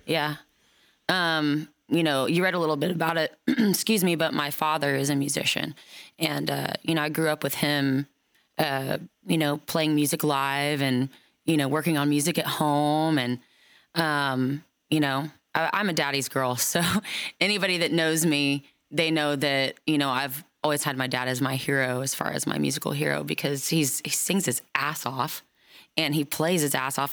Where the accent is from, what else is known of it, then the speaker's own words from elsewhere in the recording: Oklahoma, United States; now in Nashville, United States; I've been brought up around Native American culture my whole life, being from Oklahoma.